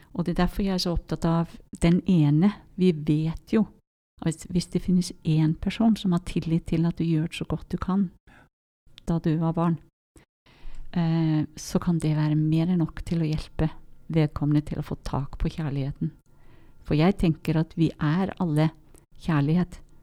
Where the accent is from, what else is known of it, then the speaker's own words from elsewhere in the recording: Iceland; Norwegian is a second language; moved away; Jeg merker noen ganger at jeg er islending